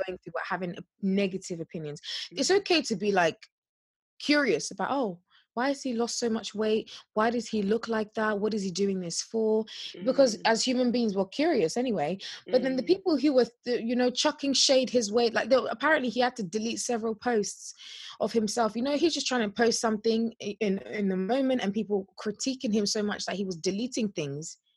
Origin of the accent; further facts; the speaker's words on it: Nigeria; we're so Nigerian